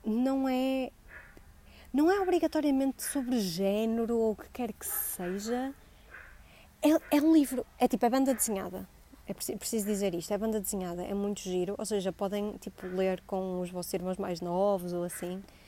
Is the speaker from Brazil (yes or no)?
no; Vila Nova de Gaia, Norte, Portugal; accent: Gaia; also born or lived in Coimbra; deixo de ter sotaque de Gaia